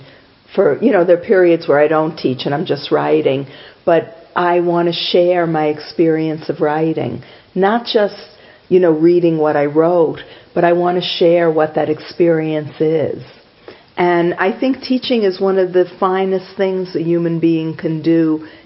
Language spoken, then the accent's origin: English; New York, United States; I'm just being a New Yorker.